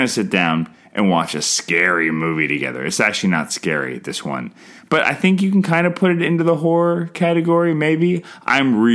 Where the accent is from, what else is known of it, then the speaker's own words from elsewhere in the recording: Canada; I'm Canadian filmmaker